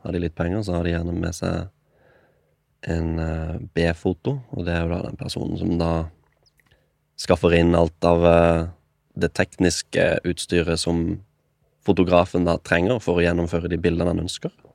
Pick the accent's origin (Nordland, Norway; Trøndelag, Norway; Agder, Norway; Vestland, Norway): Agder, Norway; Kristiansand; moved away as an adult; now in Oslo, Norway; Jeg er 24. Jeg kommer fra Kristiansand